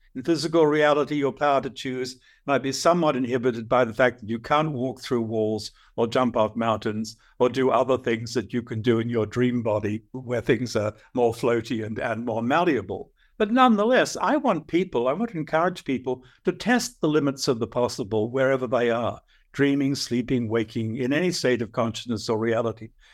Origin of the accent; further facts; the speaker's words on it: Australia; I'm an Aussie.